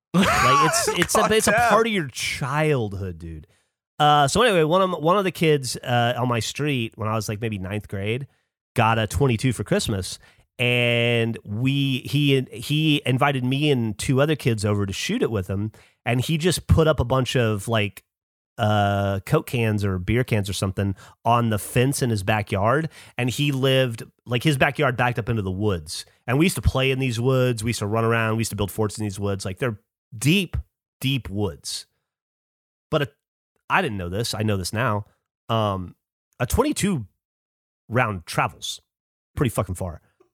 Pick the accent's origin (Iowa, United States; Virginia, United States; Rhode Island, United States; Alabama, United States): Alabama, United States; also born or lived in Louisiana / Florida; You know, I grew up in Alabama a lot. Well, mm-hmm. Most Louisiana, Alabama, Florida, so deep south.